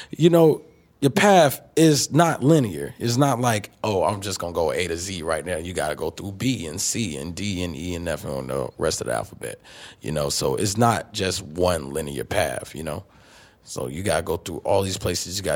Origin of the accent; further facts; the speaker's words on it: the South, United States; I'm from the South, so all that New York stuff they wasn't really into that.